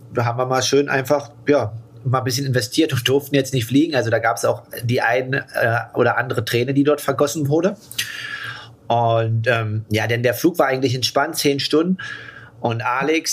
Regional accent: Germany; in Deutschland

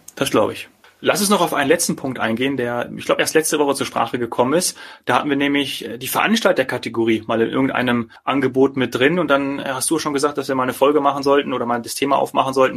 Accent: Bad Arolsen, Hesse, Germany; in meinem Heimatort, in meinem Geburtsort Bad Arolsen

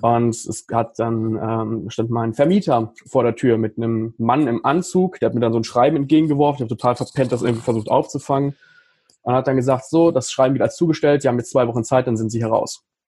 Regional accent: Paderborn, North Rhine-Westphalia, Germany; hier in, in Paderborn, in meiner Heimatstadt

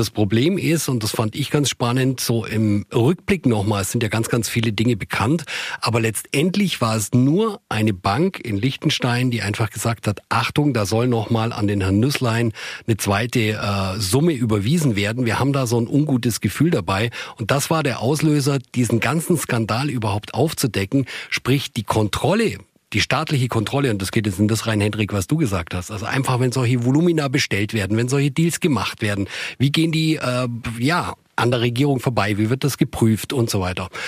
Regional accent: Germany; bei uns in Deutschland nicht, das ist schon anders

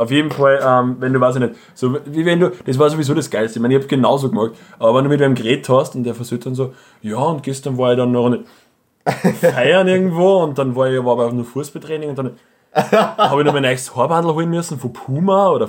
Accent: Austria; ich bin Österreicher

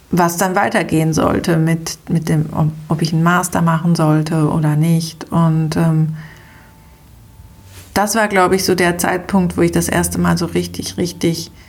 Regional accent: Switzerland; habe das Abitur oder bei uns in der Schweiz die Matura auch äh, geschafft

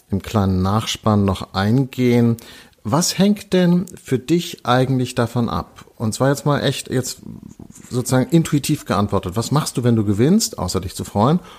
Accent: Hamburg, Germany; Also ich, ich komme aus Hamburg.

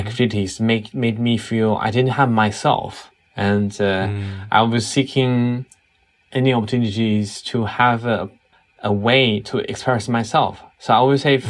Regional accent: China; moved away as an adult; also born or lived in Beijing; now in Berlin, Germany; I grew up in China

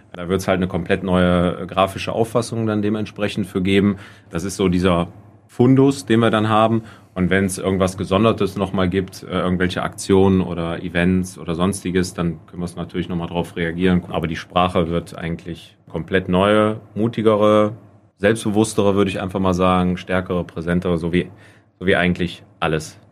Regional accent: Hinsbeck, North Rhine-Westphalia, Germany; meine Heimat, meine, mein Heimatdorf Hinsbeck

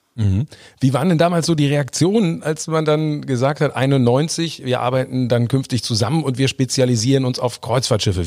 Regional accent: Hamburg, Germany; wir Hamburger

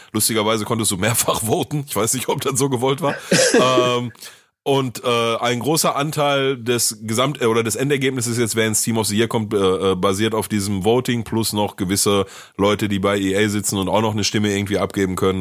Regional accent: Essen, North Rhine-Westphalia, Germany; bei uns in Essen

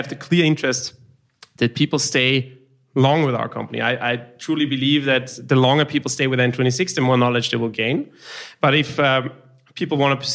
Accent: Austria; I'm from Austria

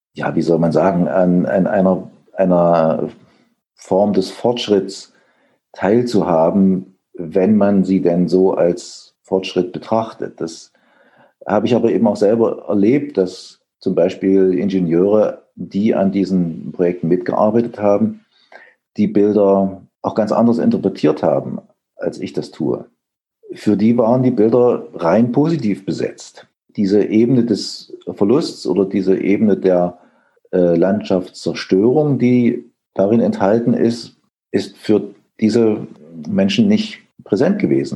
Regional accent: Erfurt, Thuringia, Germany; also born or lived in Leipzig; geboren in Erfurt 1961

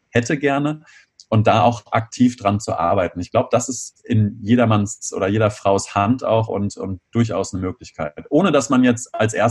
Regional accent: Göttingen, Lower Saxony, Germany; now in Bonn, Germany; Ich komme aus der Nähe von Göttingen ursprünglich und ähm, fahre dann nach Hause, nach Bonn wieder

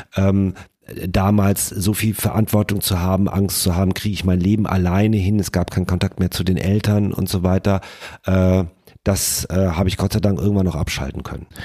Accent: Rhineland, Germany; wir kommen ja hier aus dem Rheinland

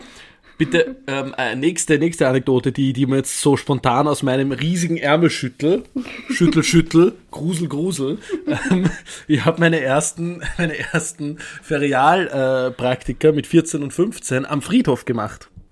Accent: Upper Austria, Austria; moved away; weil ich mich aus Oberösterreich melde, meinem Heimatbundesland.

